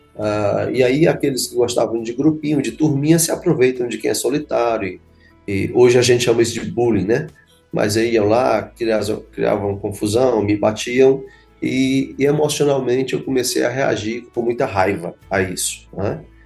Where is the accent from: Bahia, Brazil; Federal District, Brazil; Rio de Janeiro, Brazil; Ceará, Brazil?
Ceará, Brazil; Fortaleza; also born or lived in Canindé, Ceará; eu sou nascido em Canidé, aqui mesmo no nosso estado, ah, mas só minha infância foi ali, rápida infância. Logo, os meus pais vieram para a cidade de Fortaleza, é, então, toda a minha infância, início e adolescência foi na cidade de Fortaleza